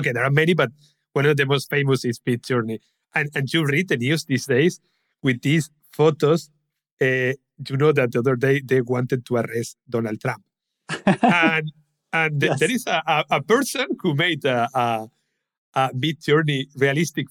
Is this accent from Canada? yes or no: no; Spain; English is a second language; I'm from Spain